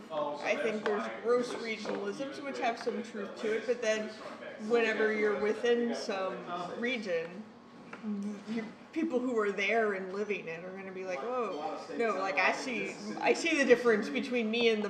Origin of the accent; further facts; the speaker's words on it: Colorado, United States; now in Chicago, United States; I grew up in Colorado